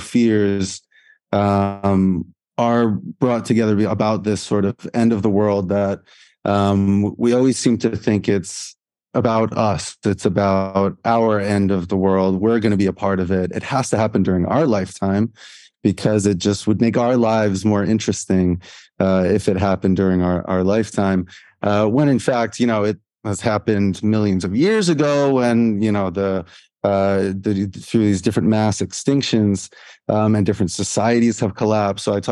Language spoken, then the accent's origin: English; Providence, Rhode Island, United States; moved away as an adult; also born or lived in Edinburgh, Scotland; now in Dubai, United Arab Emirates; I'm from Providence, Rhode Island, United States.